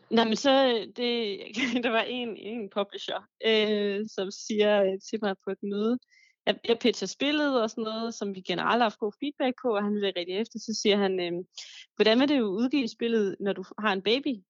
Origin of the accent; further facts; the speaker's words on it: Denmark; also born or lived in Paris; her hjemme i Danmark